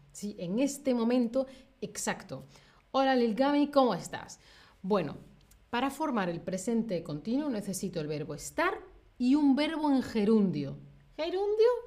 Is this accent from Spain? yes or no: yes; Spain; Yo, que soy de España